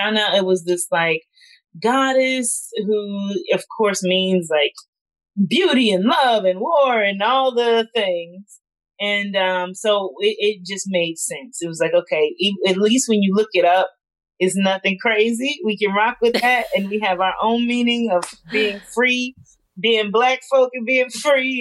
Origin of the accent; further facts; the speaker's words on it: South Carolina, United States; moved away as an adult; I grew up in South Carolina